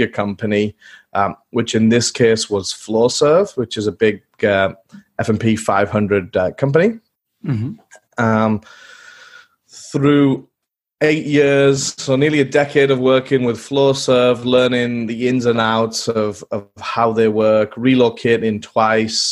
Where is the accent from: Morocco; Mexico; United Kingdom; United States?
United Kingdom; England; growing up in England as a young boy in the fields with my dog and lots of mud